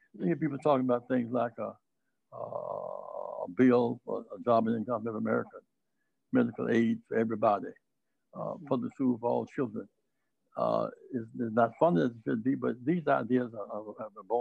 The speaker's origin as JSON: {"language": "English", "town": "Greenville", "region": "South Carolina", "country": "United States", "tie": "born or raised there", "said": "I grew up in Greenville, South Carolina"}